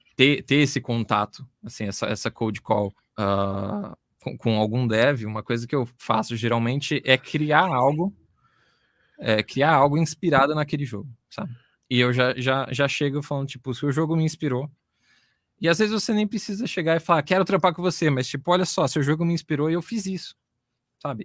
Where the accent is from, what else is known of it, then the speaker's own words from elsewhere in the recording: Brazil; a gente é brasileiro